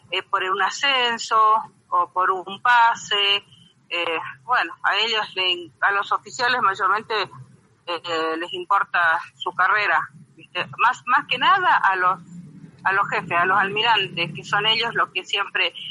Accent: Argentina; yo soy argentina. Antes que nada me pongo la camiseta de Argentina.

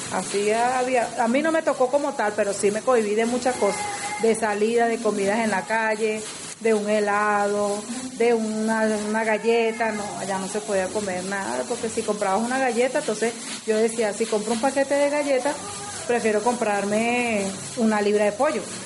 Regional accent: Caracas, Capital District, Venezuela; moved away as an adult; now in Medellín, Colombia; yo soy de Venezuela, Caracas

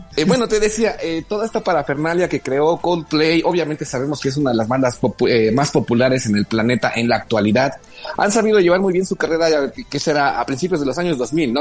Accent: Mexico; somos los mexicanos

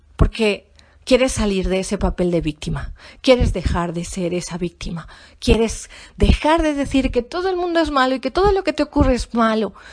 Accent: Spain; yo soy española y yo estaba en España

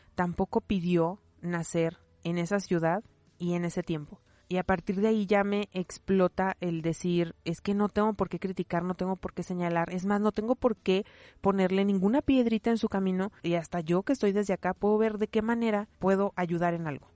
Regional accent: León, Guanajuato, Mexico; yo nací en México, nací en León, Guanajuato, nací en 1984

